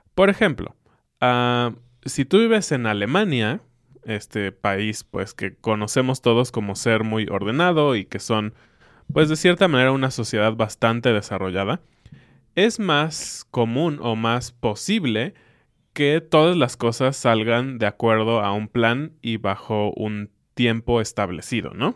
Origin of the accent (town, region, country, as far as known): Mexico